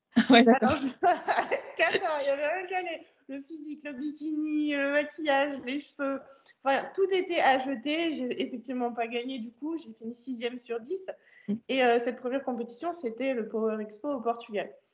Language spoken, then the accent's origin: French; France; je suis française